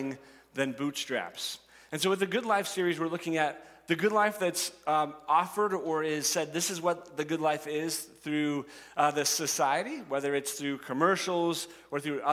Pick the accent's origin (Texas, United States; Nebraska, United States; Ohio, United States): Nebraska, United States; I'm a Nebraskan, that I grew up in Nebraska, and I have spent my entire life here